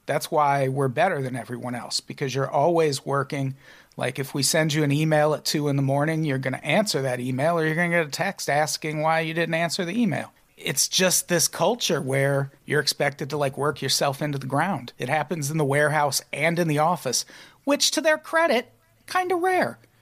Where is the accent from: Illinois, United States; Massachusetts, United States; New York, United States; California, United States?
Illinois, United States; born and raised in Illinois